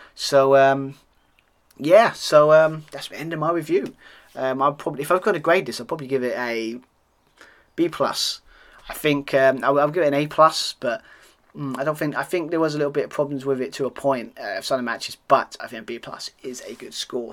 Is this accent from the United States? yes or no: no; United Kingdom; accent: British; being a Brit, as you can hear on my accent